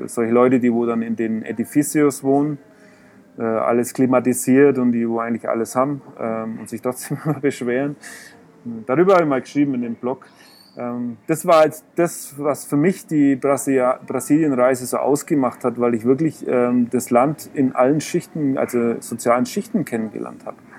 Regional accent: Germany; ja, yo soy Aleman, Alemau. Äh, und also ich bin Deutscher

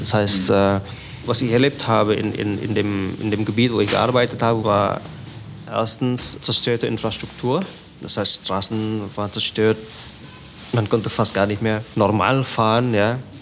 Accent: Jakarta, Indonesia; German is a second language; moved away as an adult; also born or lived in Germany / Aceh; now in Sumatra, Indonesia; Ich bin in Jakarta geboren ich habe zwischendurch in Deutschland studiert

